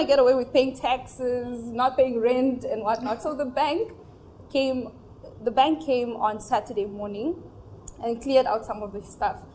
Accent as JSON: {"language": "English", "country": "Namibia", "tie": "born or raised there", "moved": "as an adult", "lives_now": "Nigeria", "said": "my parents are originally from Nigeria, but okay. they moved to Namibia down south okay. 30 years ago. So I was born and raised and recently just relocated"}